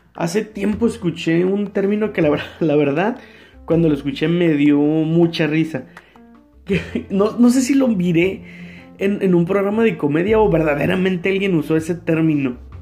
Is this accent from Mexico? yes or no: yes; Mexico; nosotros como mexicanos